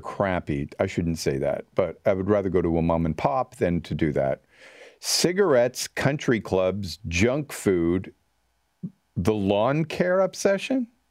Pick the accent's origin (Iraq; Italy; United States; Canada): Canada